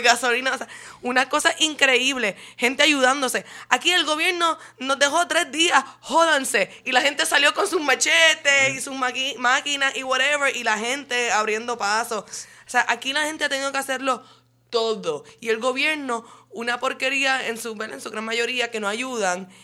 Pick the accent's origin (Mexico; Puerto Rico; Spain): Puerto Rico; encuentro orgullo puertorriqueño